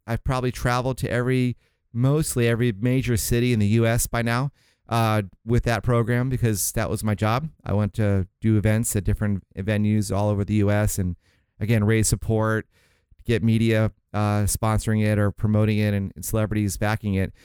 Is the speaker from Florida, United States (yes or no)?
yes; St. Augustine, Florida, United States; moved away as an adult; also born or lived in Miami, Florida; my folks moved up to, um, Saint Augustine. It's a small town near Jacksonville, Florida.